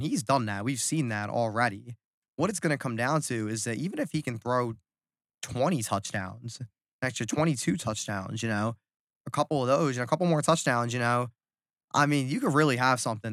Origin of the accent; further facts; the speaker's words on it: New Jersey, United States; South Jersey